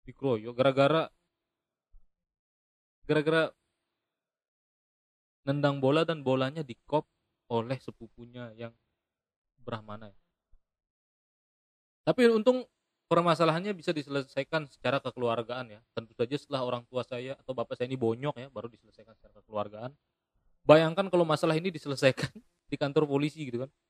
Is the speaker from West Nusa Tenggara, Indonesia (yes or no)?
yes; Lombok, West Nusa Tenggara, Indonesia; Jadi saya ini lahir dan besar di Lombok, tapi saya ini suku Bali gitu.